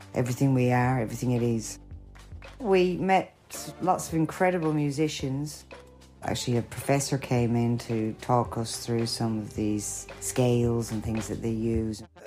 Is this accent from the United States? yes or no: no; Ireland; now in London, United Kingdom; I'm Irish